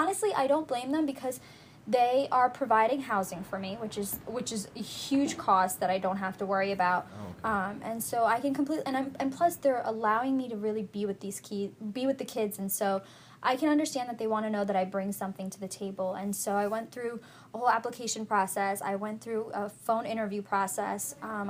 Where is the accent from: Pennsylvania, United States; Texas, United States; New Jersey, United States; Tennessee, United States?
New Jersey, United States; Pretty much, yeah, I moved down here from New Jersey, and I was like, man, if this is what Maryland's like, I'm never going to leave, and that's exactly what happened. I'm still living in Maryland, working in D.C.